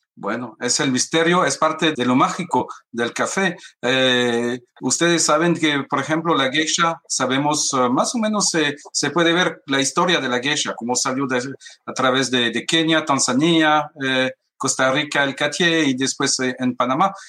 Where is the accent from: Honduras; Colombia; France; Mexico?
France; lo siento mucho como francés